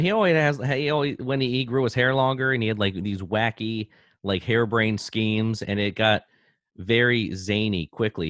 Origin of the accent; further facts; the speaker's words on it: Baltimore, Maryland, United States; when I grew up in Baltimore, we, uh, we lived in a semi-detached home neighborhood